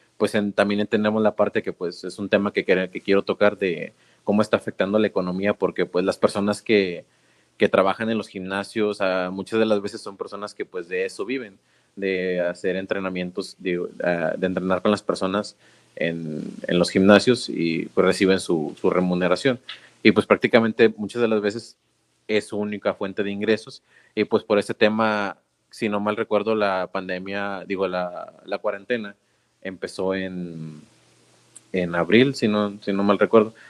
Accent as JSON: {"language": "Spanish", "country": "Mexico"}